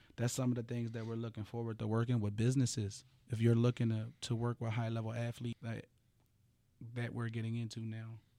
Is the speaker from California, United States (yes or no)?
no; Philadelphia, Pennsylvania, United States; I come from Frankfurt, you know, which is, which is a tough area, Philadelphia